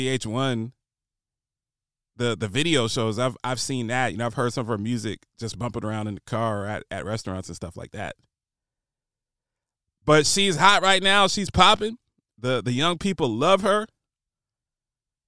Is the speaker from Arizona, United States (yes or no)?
no; Trenton, New Jersey, United States; Power 99, Philadelphia, PA, living in Trenton, New Jersey, picking up the Power 99 signal across the Delaware River. That's what I grew up on